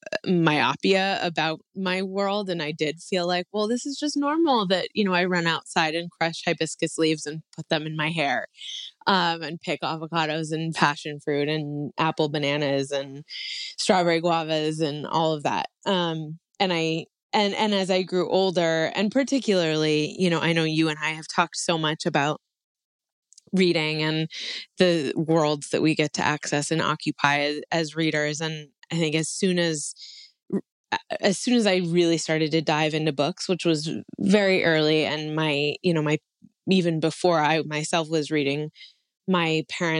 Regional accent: Hawaii, United States; also born or lived in California; Where I grew up was a more Mediterranean climate

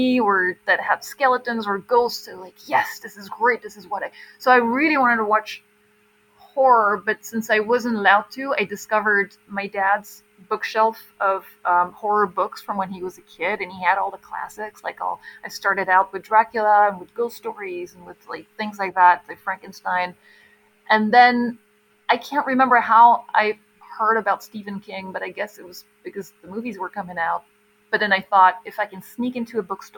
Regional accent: Belgium; I grew up in Belgium.

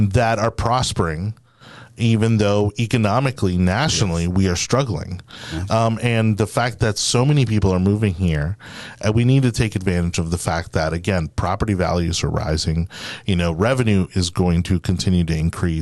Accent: Miami, Florida, United States; moved away; I come from Miami

